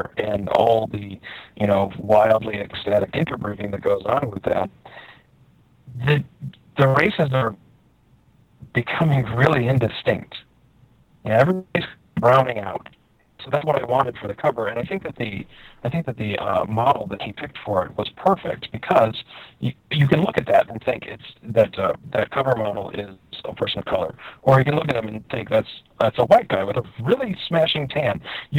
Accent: Wisconsin, United States; growing up in Wisconsin, as I did, you know, we didn't play Dungeons and Dragons on Sunday.

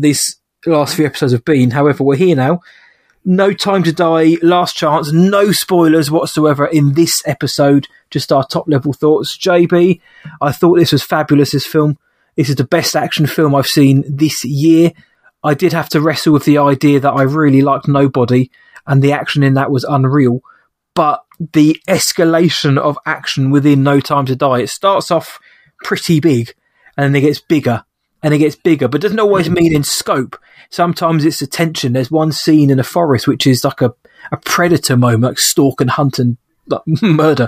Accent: United Kingdom; I'm a Brit

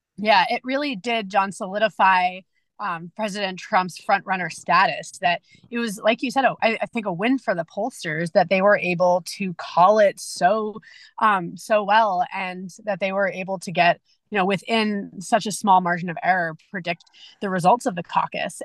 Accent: New Hampshire, United States; I'm from New Hampshire um, originally

